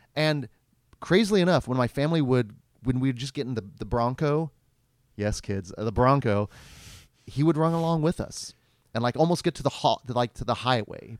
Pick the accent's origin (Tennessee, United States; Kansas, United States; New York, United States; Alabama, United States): Kansas, United States; Stanley; I grew up in Stanley, Kansas, and Stanley, Kansas d-, no longer exists. It became enveloped